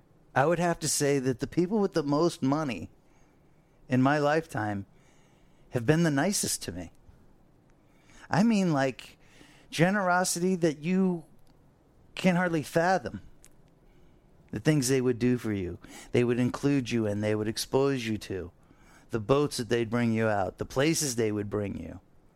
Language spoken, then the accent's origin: English; Fort Lauderdale, Florida, United States; I grew up on the Intercoastal here in Fort Lauderdale.